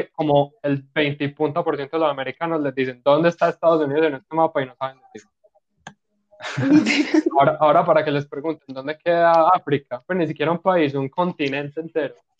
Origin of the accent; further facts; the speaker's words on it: Colombia; uno siendo colombiano